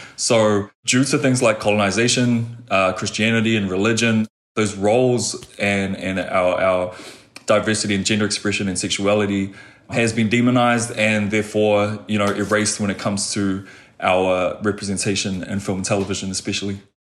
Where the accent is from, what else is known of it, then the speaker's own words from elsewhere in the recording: New Zealand; moved away; coming from Aotearoa, New Zealand, and I was born and raised in Pacific communities